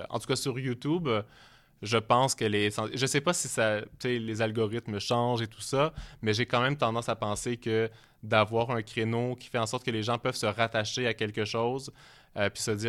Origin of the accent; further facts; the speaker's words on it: Quebec, Canada; mon accent change beaucoup plus quand je suis en Europe, je pense.